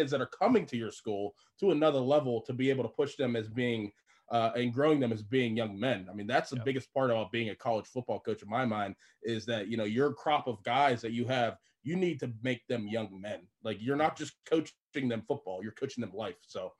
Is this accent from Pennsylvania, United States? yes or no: yes; Pittsburgh, Pennsylvania, United States; You know, back home, I'm from Pittsburgh.